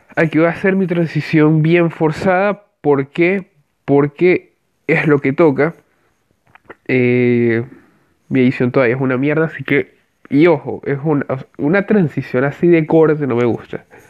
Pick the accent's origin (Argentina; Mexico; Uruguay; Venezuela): Venezuela; soy venezolano